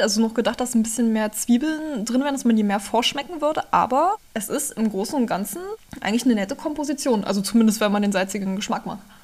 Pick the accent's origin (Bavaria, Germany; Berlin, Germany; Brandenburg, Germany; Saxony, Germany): Brandenburg, Germany; Spremberg; Gebürtig komme ich aus dem schönen Spremmer ganz im Süden Brandenburgs